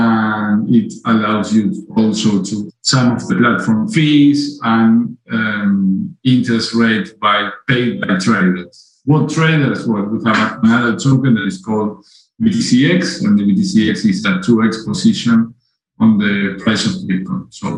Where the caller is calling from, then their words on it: Uruguay; I'm calling you from Uruguay.